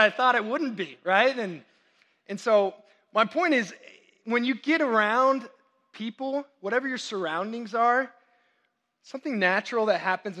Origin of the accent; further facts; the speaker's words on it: Texas, United States; I'm Texan through and through